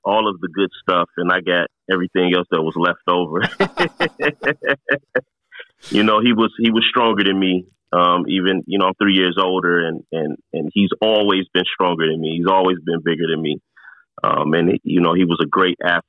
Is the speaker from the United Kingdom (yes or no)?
no; Detroit, Michigan, United States; I grew up in Detroit, which kind of have a notorious reputation for being a pretty tough town